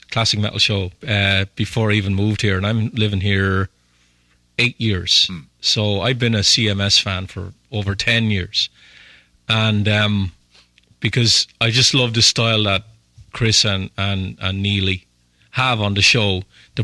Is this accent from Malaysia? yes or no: no; Ireland